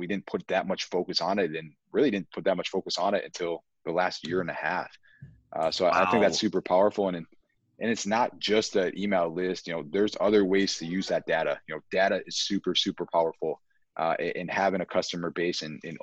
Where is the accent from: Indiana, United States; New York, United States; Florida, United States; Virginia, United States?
New York, United States; Buffalo; we're born and raised in Buffalo, so I used to cross the border all the time